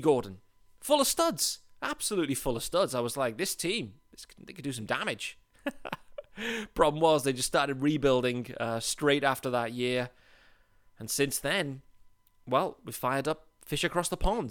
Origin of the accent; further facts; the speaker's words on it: United Kingdom; also born or lived in Leeds; I'm British. I live in Leeds, in England